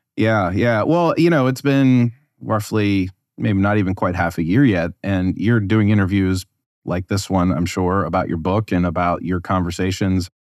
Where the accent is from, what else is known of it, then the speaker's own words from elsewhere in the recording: United States; as an American